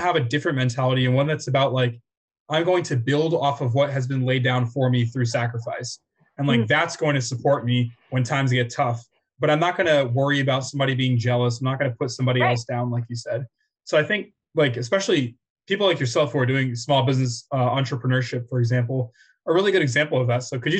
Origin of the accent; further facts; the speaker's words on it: United States; we grew up in America, we grew up surrounded by so many different cultures, so many different backgrounds.